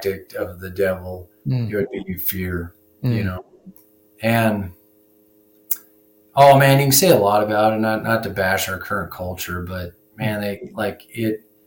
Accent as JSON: {"language": "English", "region": "Wyoming", "country": "United States", "tie": "born or raised there", "also_born_or_lived": "Montana", "said": "I graduated high school in 1998, and I'm from Wyoming here"}